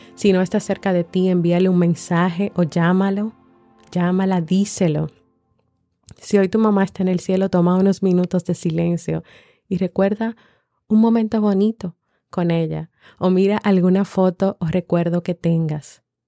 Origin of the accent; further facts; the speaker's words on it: Dominican Republic; aquí en mi país, República Dominicana